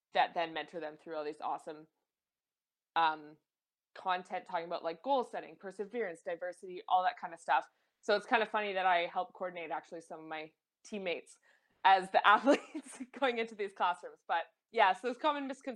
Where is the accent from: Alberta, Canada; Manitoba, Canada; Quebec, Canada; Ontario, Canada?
Alberta, Canada; Calgary; I'm born and raised in Calgary